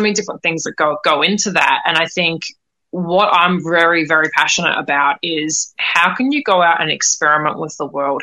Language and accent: English; Australia; now in United States; I'm in the states at the moment. I grew up in Australia